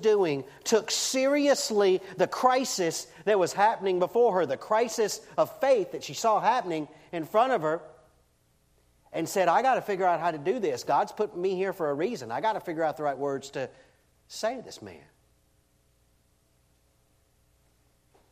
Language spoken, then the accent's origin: English; Deep South, United States; I grew up in the Deep South in the late 60s, early 70s